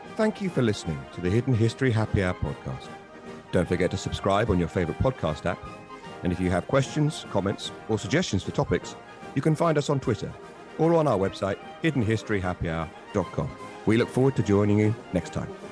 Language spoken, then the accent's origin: English; Bury St Edmunds, East of England, United Kingdom; my hometown of Bury Saint Edmunds